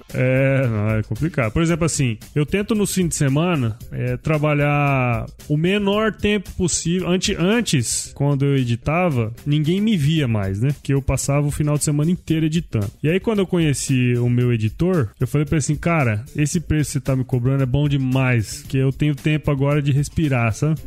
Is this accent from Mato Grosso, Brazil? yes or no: yes; Cuiabá, Mato Grosso, Brazil; also born or lived in São Paulo; Eu, eu sou de Mato Grosso, eu sou daqui de Cuiabá e eu fui, eu fui para São Paulo